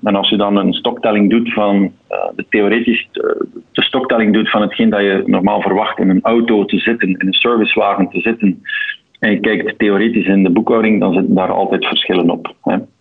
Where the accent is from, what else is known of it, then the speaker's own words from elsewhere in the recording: Antwerp, Flanders, Belgium; accent: Antwerp; van opleiding mijn TW in Antwerpen. Eh, zo klinkt ook mijn accent.